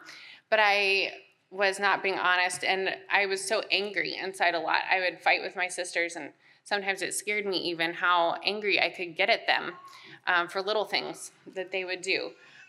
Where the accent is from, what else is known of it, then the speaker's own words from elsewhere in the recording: Wichita, Kansas, United States; born there; now in Texas, United States; So I was born in Wichita, Kansas. So we got here as soon as we could, but I wasn't born in Texas.